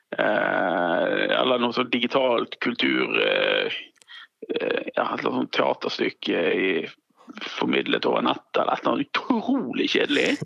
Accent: Strileland, Vestland, Norway; jeg er jo stril, så jeg fisker jo med garn

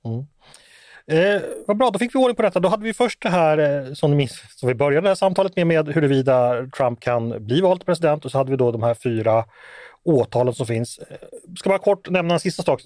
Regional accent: Sweden

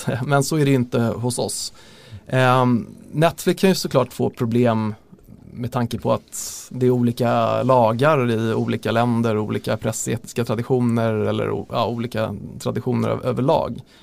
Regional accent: Lidingö, Stockholm County, Sweden; Jag är ju från Lidingö själv

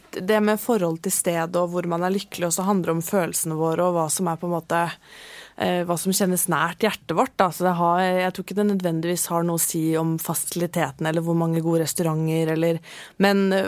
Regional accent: Oslo, Norway; født og oppvokst i Oslo.

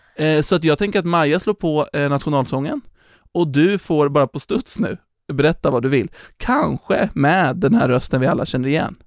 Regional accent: Sweden; jag kommer från typ, alltså Järna, Nyköping.

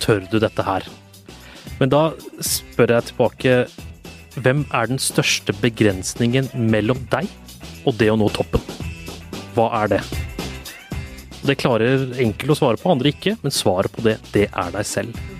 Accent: Oslo, Norway; also born or lived in Tåsen, Oslo; Jeg vokste jo opp på Grünerløkka

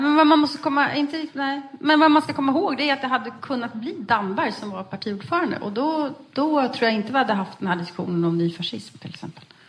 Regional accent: Västerås, Västmanland, Sweden; vi kom ju från eh, Västerås båda två.

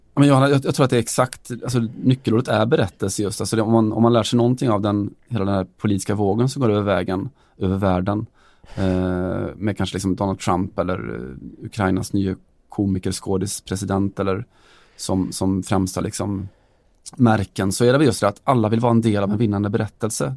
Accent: Sweden; Vi kommer från Sverige där vi har något som heter Allsvenskan

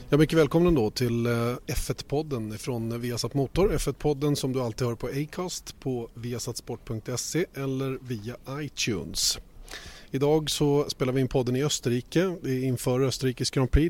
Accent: Uppsala, Uppsala County, Sweden; hemma i hammocken i, i, i trädgården i Bärbyhage hemma i Uppsala

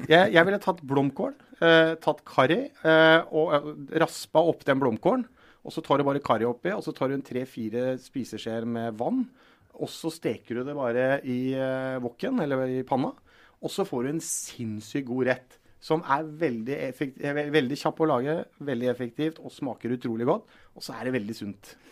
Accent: Telemark, Norway; og så er jeg fra Telemark

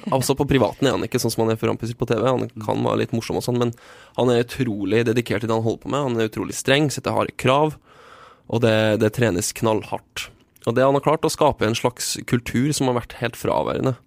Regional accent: Trøndelag, Norway; Som trønder

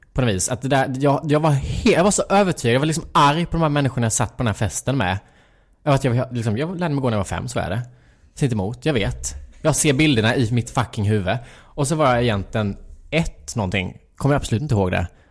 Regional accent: Värnamo, Jönköping County, Sweden; moved away as an adult; now in Stockholm, Sweden; jag växte upp i Lanna, alltså, en liten by utanför Värnamo.

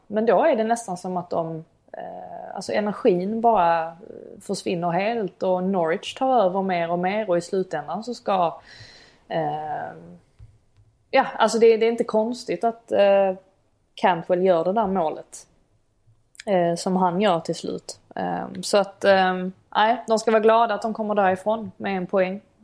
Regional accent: Sweden; now in England; hemma i Sverige.

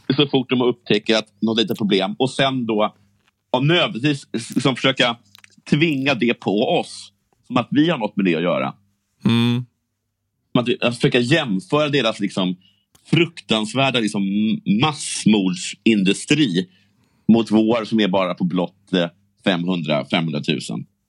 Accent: Sweden; vi svenskar

